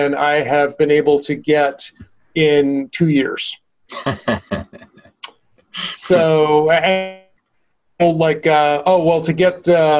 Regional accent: Medford, Massachusetts, United States; moved away; Medford, my hometown specifically

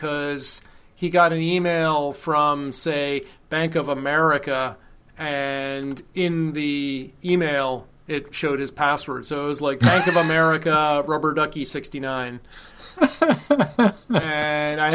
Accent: Vermont, United States; when I was a kid growing up in Vermont

